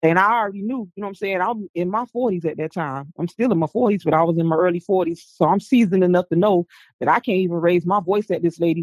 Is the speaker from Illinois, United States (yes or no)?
no; Florida, United States; I'm from Florida.